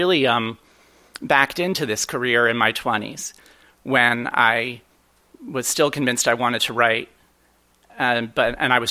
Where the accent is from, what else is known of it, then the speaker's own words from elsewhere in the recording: Columbia, Maryland, United States; also born or lived in Baltimore, Maryland; this is my hometown. I was born in Baltimore, moved to Columbia right before turning 5.